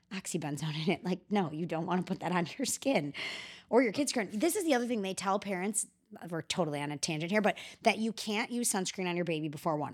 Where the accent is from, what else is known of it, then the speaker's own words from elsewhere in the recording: Chicago, Illinois, United States; I'm from Chicago